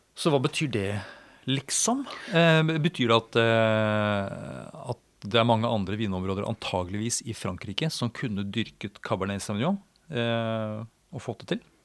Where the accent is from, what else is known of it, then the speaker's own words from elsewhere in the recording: Norway; som nordmann